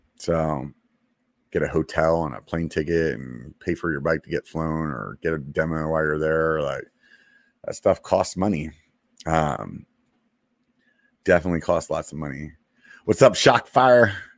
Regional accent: Pennsylvania, United States; moved away; I'm from Pennsylvania

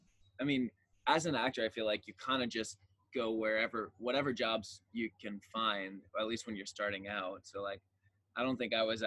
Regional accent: Earlville, New York, United States; I'm from upstate New York, a tiny little town called Earlville with like one traffic light. Mm. But there was an opera house, which I grew up going to do theater at.

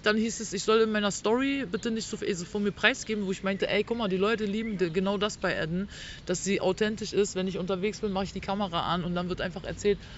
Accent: Berlin, Germany; ich komme aus Berlin-Neukölln

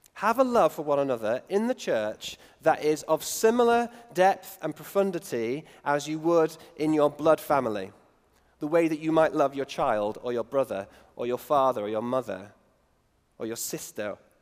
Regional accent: United Kingdom; me being British

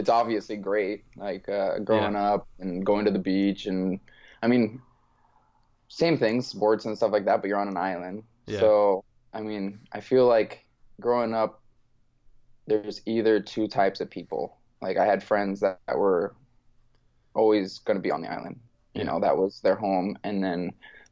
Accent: Maui, Hawaii, United States; moved away as an adult; also born or lived in Oregon; now in Renton, United States; I'm born and raised on Maui.

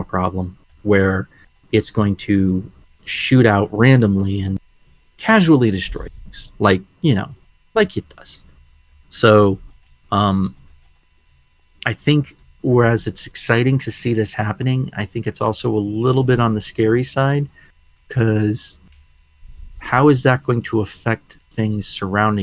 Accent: New England, United States; You and I grew up in New England

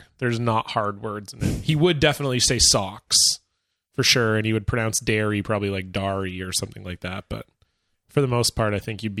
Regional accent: White Rock, British Columbia, Canada; And growing up in White Rock.

